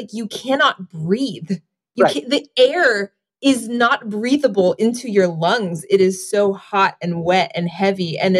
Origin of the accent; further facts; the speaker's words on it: the South, United States; being a Southerner, I don't like to play that card.